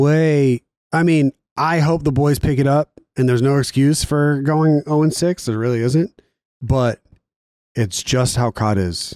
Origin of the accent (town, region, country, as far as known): Raleigh, North Carolina, United States; born or raised there; moved away